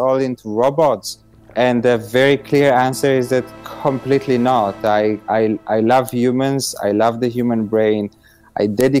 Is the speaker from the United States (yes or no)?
no; Romania; moved away; also born or lived in Israel; I was born in Romania in a very poor environment. I was then an immigrant in Israel.